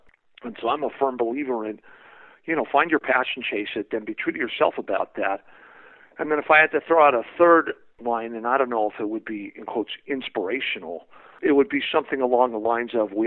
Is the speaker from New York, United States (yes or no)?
no; San Francisco Bay Area, California, United States; I grew up in the San Francisco Bay Area.